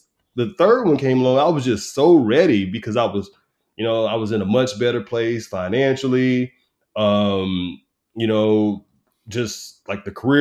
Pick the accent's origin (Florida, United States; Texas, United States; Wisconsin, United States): Texas, United States; moved away as an adult; also born or lived in Newport News, Virginia; I started in my hometown